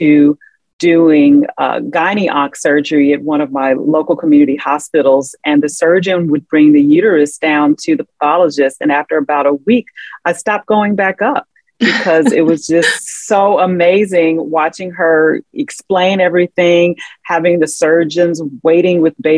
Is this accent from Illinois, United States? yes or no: yes; Chicago Southland, Illinois, United States; also born or lived in Atlanta; Well, I grew up in the Chicago Southland. It's been my home my entire life, except when I went to Atlanta to go to undergrad at Emory University. But I came right back home